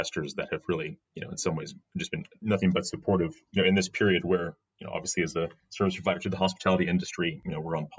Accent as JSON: {"language": "English", "country": "United States", "moved": "yes", "lives_now": "United Kingdom", "said": "As American"}